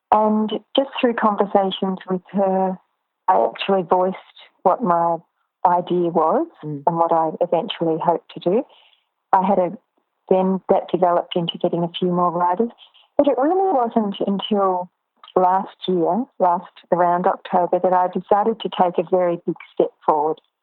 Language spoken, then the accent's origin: English; Ballarat, Victoria, Australia; also born or lived in Melbourne; I was born in Ballarat and my family is still there